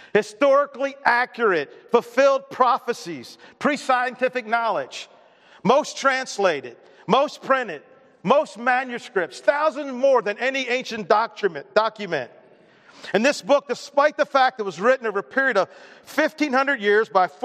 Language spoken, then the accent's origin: English; Baltimore, Maryland, United States; moved away as an adult; I grew up in Baltimore